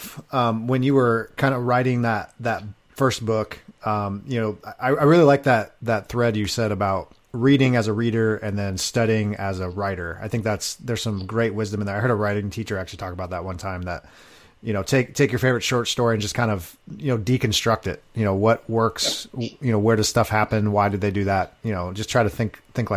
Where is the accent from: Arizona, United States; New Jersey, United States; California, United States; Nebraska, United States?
California, United States; Long Beach; I'm originally from Long Beach area